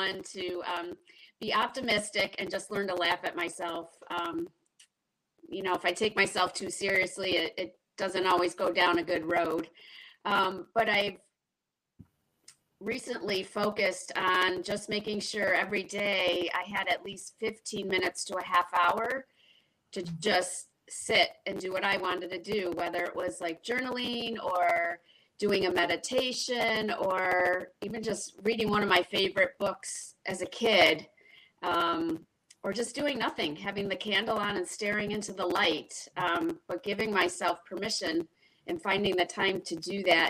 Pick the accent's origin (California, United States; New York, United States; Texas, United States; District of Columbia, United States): New York, United States; Rochester; now in Webster, United States; I was born and raised in Rochester, New York